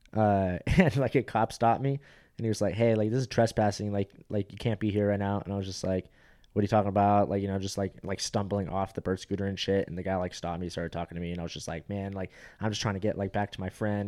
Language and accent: English; Fountain Valley, California, United States; moved away; I went from Fountain Valley where it's like eighty percent uh, Asians. Like are literally, I'll show you my high school yearbook.